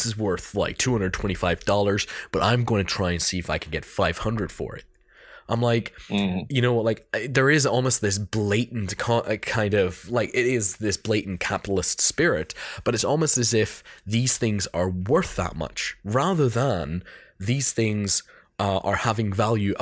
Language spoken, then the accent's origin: English; Northern Ireland, United Kingdom; also born or lived in Germany; now in Scotland; I was born in Germany and I grew up in Northern Ireland and now I live in Scotland.